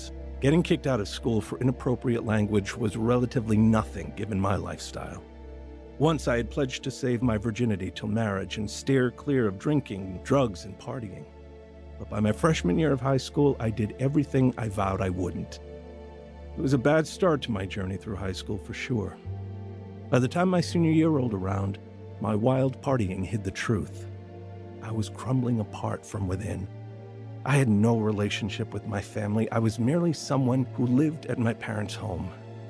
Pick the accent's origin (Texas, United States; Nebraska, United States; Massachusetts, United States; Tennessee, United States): Nebraska, United States; Kearney; My two brothers and I grew up in Kearney, Nebraska.